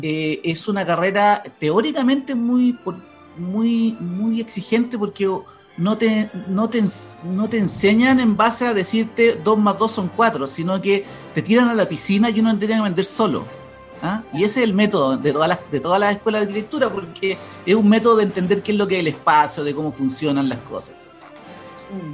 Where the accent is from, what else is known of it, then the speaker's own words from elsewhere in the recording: Santiago, Santiago Metropolitan Region, Chile; donde venía yo, yo soy de Cerro Navia